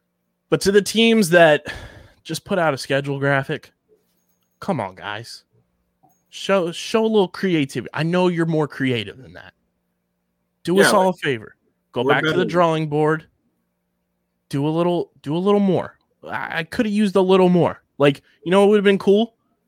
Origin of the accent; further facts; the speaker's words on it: Pennsylvania, United States; I'm from Delco.